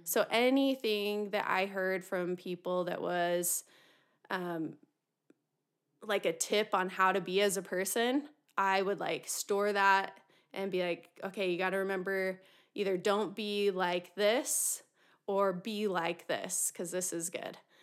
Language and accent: English; Utah, United States; I was born and raised in Utah